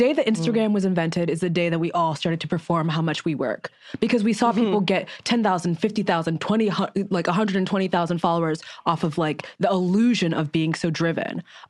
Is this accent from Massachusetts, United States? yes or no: yes; Massachusetts, United States; I'm from Massachusetts, yeah. But it's in a city. It's a city surrounded by cities.